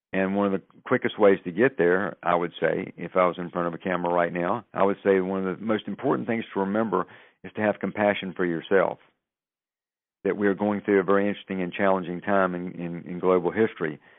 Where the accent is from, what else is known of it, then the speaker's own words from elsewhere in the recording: the South, United States; moved away; I'm originally from the South